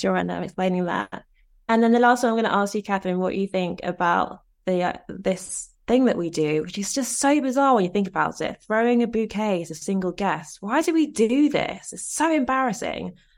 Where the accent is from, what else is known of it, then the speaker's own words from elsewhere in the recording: Nigeria; I'm Nigerian